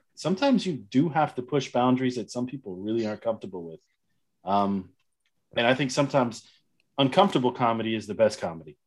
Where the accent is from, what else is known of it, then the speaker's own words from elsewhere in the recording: United States; now in Germany; I'm an American in Germany